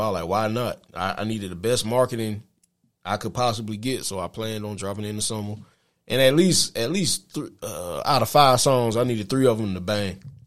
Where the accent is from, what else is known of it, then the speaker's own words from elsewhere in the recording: South Carolina, United States; moved away as an adult; also born or lived in Middle Georgia; now in Georgia, United States; I'm from South Carolina. I came to Middle Georgia.